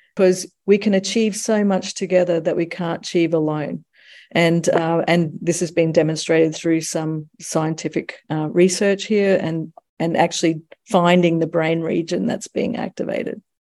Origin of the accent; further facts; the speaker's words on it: United States; now in Australia; I'm also American.